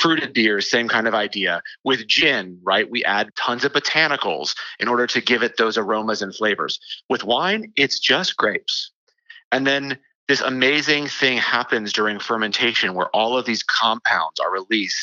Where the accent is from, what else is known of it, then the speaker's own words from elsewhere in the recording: the South, United States; I grew up in the South